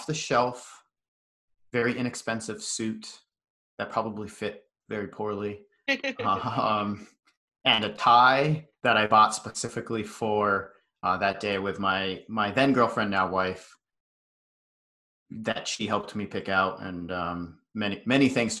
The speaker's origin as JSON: {"language": "English", "region": "Western Massachusetts", "country": "United States", "tie": "born or raised there", "said": "So I grew up out in Western Mass. It's a very small town that I was in."}